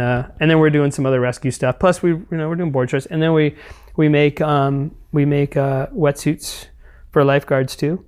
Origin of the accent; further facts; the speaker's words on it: East Bay, California, United States; moved away as an adult; also born or lived in Maui, Hawaii / Santa Cruz, California; I grew up in the East Bay